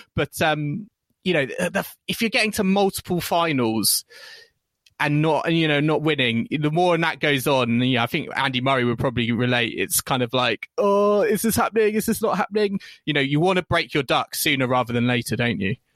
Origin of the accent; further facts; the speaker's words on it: United Kingdom; as British fans